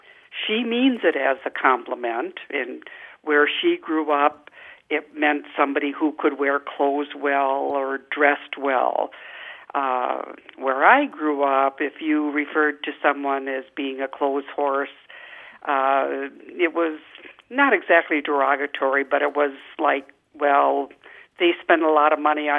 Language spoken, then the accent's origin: English; Wisconsin, United States; my friend is from Pennsylvania, and I'm from Wisconsin